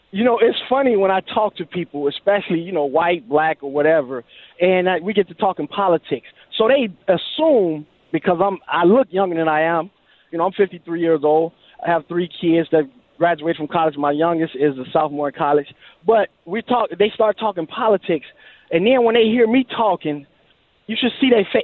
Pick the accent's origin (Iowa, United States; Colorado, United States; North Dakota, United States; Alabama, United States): Alabama, United States; moved away; I'm originally from Alabama. I seen the Klan March when I was a kid, full dress